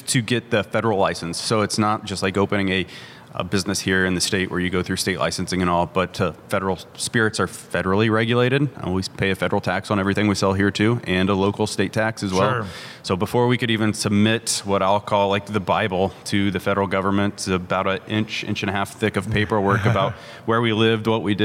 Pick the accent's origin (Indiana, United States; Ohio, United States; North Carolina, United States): Indiana, United States; Indianapolis; We're both from Indianapolis